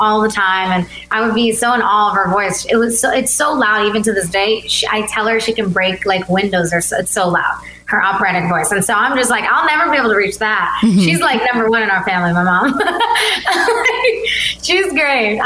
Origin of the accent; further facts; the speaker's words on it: Wisconsin, United States; first language Albanian; English is a second language; But my dad wanted to come here. So I was born in Wisconsin. So they only knew Albanian when I was born. And so I only knew Albanian.